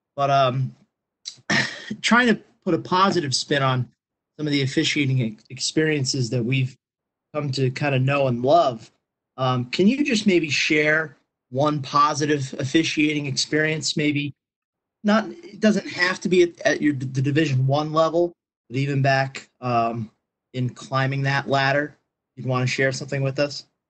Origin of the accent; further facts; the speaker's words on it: Pennsylvania, United States; I'm from Pennsylvania